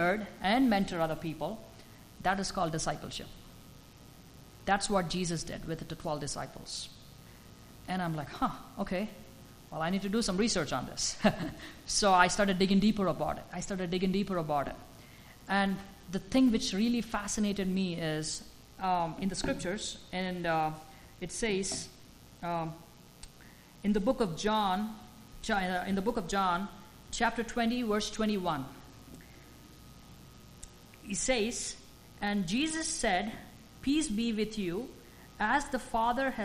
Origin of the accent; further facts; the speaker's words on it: India; moved away; as an Indian